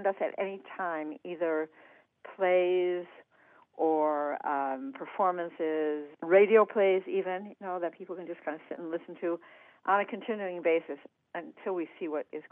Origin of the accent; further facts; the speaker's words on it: Detroit, Michigan, United States; I grew up in Detroit